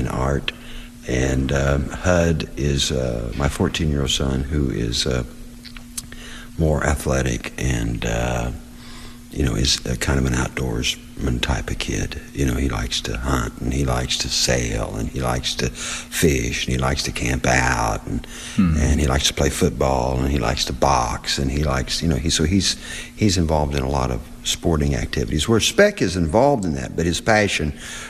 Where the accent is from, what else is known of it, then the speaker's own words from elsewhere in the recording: Seymour, Indiana, United States; I enjoyed growing up in Seymour, Indiana